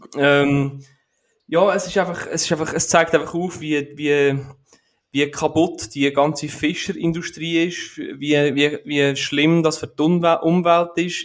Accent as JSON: {"language": "German", "region": "Aargau", "country": "Switzerland", "said": "bei uns in der Schweiz, bei, bei uns im, im Aargau"}